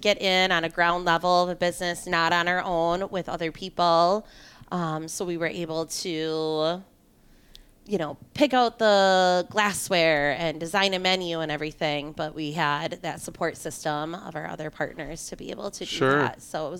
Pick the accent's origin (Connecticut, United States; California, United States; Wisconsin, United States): Wisconsin, United States; Partyville; We're originally from Partyville, Wisconsin, which is a very small town. It's kind of in between Madison and the Dells.